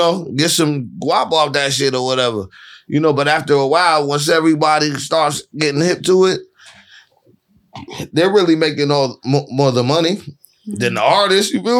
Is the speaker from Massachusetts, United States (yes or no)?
yes; Boston, Massachusetts, United States; I'm from Boston